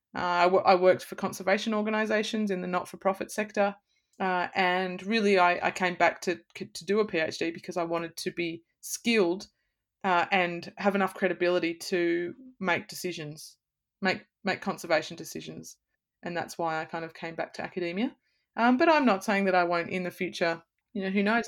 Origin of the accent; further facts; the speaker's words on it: Blue Mountains, New South Wales, Australia; also born or lived in Sydney; I'm from the Blue Mountains, I grew up in nature